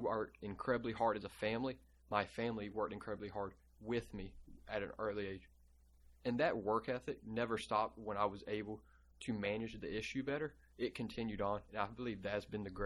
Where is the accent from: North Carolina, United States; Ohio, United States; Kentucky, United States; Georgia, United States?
North Carolina, United States; Bertie County; I am from Burt T. County Schools